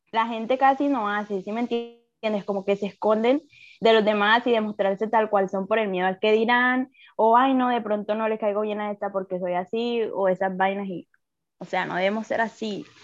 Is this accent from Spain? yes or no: no; Colombia; yo soy colombiana.